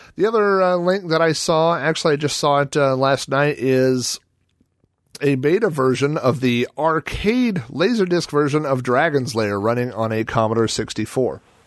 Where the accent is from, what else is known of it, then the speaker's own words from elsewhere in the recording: Oklahoma, United States; I grew up in Oklahoma, home of the Oklahoma Sooners